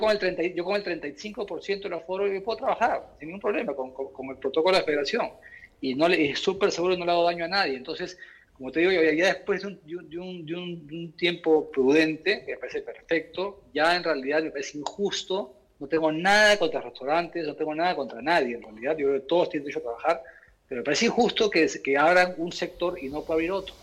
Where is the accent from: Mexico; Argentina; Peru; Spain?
Peru; Todos somos peruanos